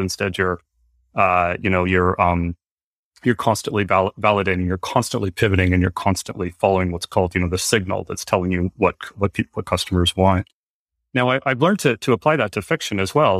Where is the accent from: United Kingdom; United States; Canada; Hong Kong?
United States; Northern Virginia; I grew up in Northern Virginia, which is where I am now